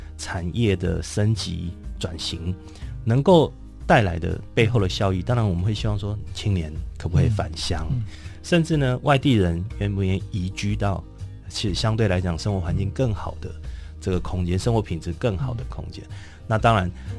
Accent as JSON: {"language": "Chinese", "country": "Taiwan", "said": "台湾现在少子化的情况很严重，然后我们台湾人人口减少的速度很快。"}